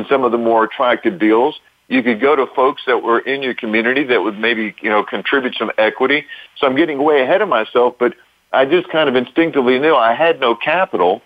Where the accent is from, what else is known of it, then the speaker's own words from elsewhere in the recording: Lake Charles, Louisiana, United States; now in Orlando, United States; I'm from Louisiana. I grew up in a neat little city in Southwest Louisiana called Lake Charles, not too far from Texas